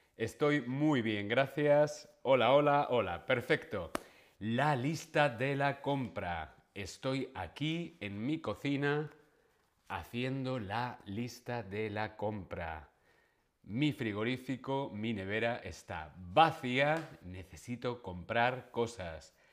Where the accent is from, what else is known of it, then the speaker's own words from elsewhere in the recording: Spain; soy español